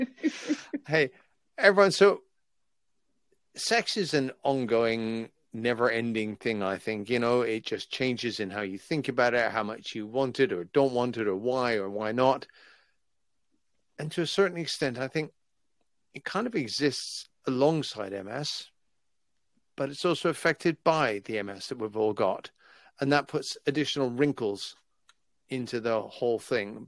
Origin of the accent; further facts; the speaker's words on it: England, United Kingdom; I'm English